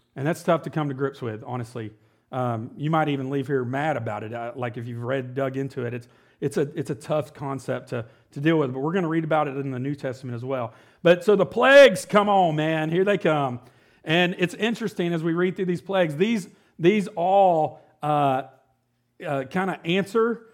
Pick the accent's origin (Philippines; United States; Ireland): United States; as an American and how I've, I've grown up